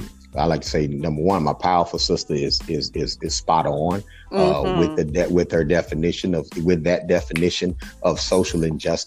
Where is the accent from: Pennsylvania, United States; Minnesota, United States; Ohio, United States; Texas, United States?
Texas, United States; Fort Worth; I hail from Fort Worth, Texas, originally.